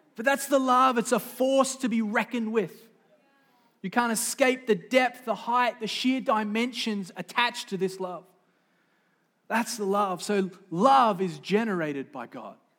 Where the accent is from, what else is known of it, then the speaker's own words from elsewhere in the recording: Sydney, New South Wales, Australia; moved away; I didn't come from here. I grew up in Sydney, Australia, the great Southland of the Holy Spirit